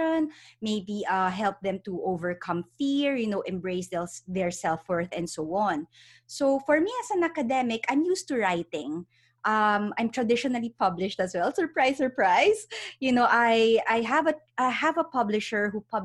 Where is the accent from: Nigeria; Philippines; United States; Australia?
Philippines; moved away as an adult; now in United Kingdom; I'm originally from the Philippines. I was born and raised there, studied psychology, but I decided to move here to the UK.